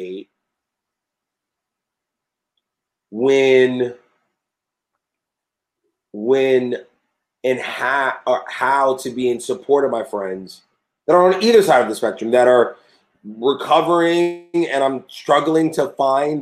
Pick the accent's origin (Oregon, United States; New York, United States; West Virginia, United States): New York, United States; New York City; as a New Yorker